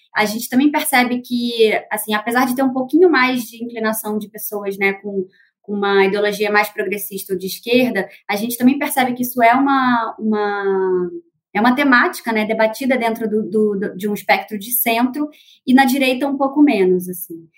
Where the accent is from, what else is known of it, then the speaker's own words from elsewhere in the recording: Rio de Janeiro, Brazil; sou carioca